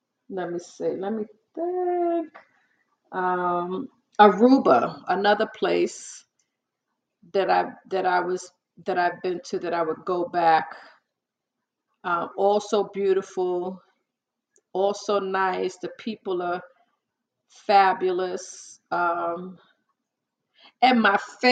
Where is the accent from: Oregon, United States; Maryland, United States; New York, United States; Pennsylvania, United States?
New York, United States; I'm from New York, I'm a typical New Yorker. A native New Yorker